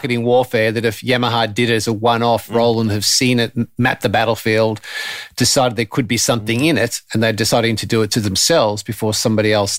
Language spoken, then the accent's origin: English; Australia; being Australian